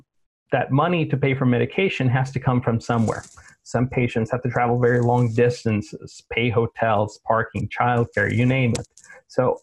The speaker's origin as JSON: {"language": "English", "region": "South Texas", "country": "United States", "moved": "as an adult", "lives_now": "Sweden", "said": "South Texas, where I'm from"}